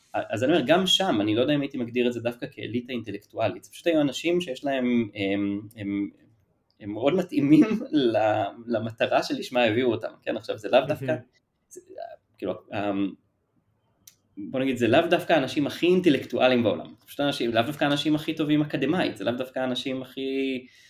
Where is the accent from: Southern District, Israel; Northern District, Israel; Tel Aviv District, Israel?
Tel Aviv District, Israel; Ramat HaSharon; moved away as an adult; now in Tel Aviv, Israel; במקור מרמת השרון, מגיל אפס פחות או יותר, עד, לא יודע, גיל עשרים